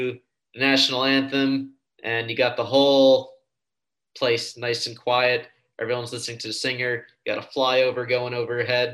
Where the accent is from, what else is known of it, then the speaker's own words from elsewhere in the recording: New York, United States; moved away as an adult; also born or lived in Phoenix, Arizona; I grew up in New York, so I have my friends from high school in New York, and I went to college in Arizona